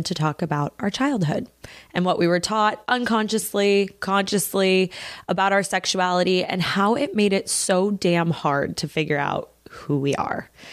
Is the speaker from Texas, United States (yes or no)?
yes; Texas, United States; now in Los Angeles, United States; I grew up in Texas, where there's way too many churches and conservatives and cowboys and not enough lesbians